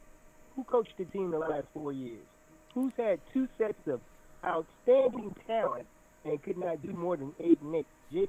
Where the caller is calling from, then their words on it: Rio de Janeiro, Brazil; I'm calling from Brazil.